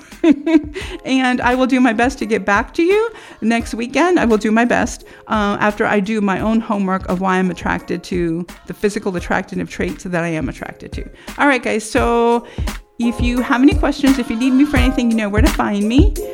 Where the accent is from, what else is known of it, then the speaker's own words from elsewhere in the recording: United States; as American citizens